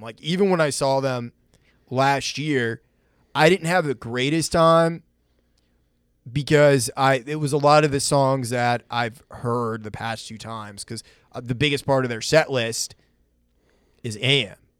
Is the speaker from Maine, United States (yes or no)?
yes; Maine, United States; my friend Kane that I grew up with in Maine